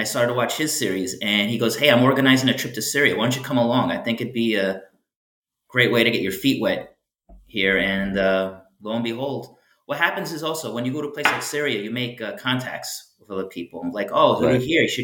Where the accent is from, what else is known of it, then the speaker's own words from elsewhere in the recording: Farmingdale, New York, United States; moved away as an adult; now in Miami, United States; it's not just the suburbs of New York where I grew up. Town that's called Farmingdale